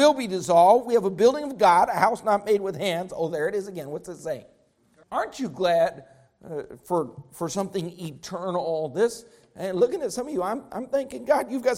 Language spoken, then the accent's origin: English; Colorado, United States; I grew up in Colorado